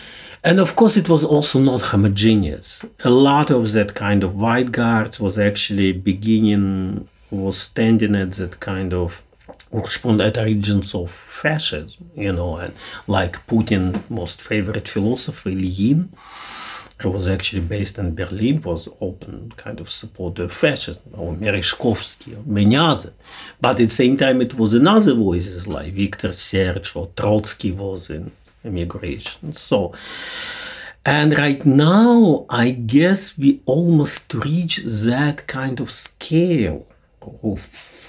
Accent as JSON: {"language": "English", "country": "Indonesia", "said": "I'm from Indonesia. Okay, I know massacre of communism."}